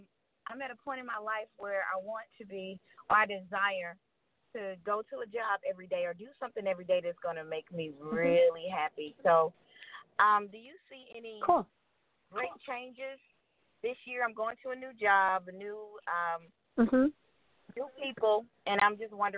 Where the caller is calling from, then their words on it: Georgia, United States; I'm well. How are you? … from Georgia.